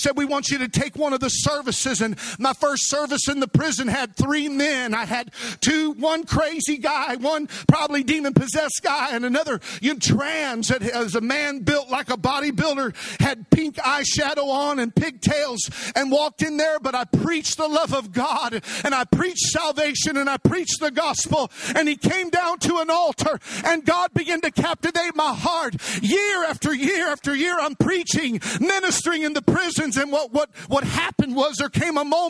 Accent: Missouri, United States; A broken young man born and raised in Missouri, come from a broken home

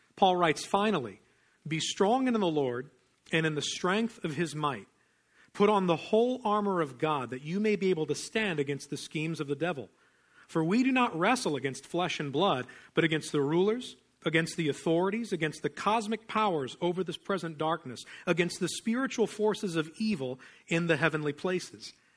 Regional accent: Pennsylvania, United States; I didn't grow up in the South. I grew up in Pennsylvania

